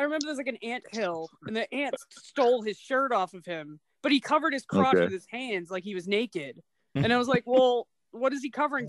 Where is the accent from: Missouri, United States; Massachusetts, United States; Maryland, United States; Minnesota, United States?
Massachusetts, United States; Weymouth; my hometown in Weymouth, Massachusetts.